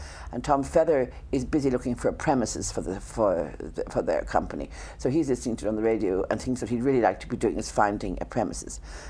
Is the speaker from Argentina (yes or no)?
no; Ireland; the lucky thing about being born Irish